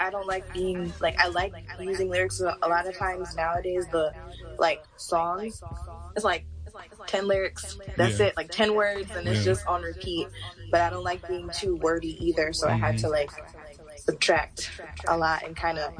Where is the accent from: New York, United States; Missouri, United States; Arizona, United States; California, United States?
California, United States; also born or lived in Maryland; now in Florida, United States; So, I was originally born in Maryland. Mm-hmm. And my family moved around a lot. I was raised in California. {S0} Right. {S2} And now I'm in Florida.